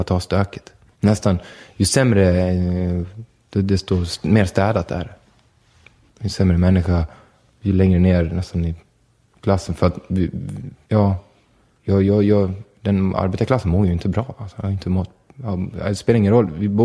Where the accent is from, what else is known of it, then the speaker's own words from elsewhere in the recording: Borlänge, Dalarna County, Sweden; Vi är födda i Sverige och vi är födda i, i Borlänge